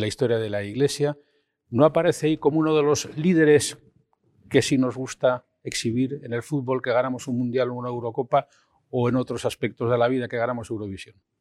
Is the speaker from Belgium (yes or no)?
no; Spain